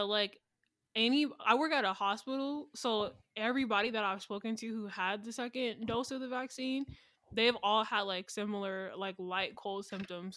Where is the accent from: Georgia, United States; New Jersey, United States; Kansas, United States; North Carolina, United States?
Georgia, United States; Atlanta; I'm from Atlanta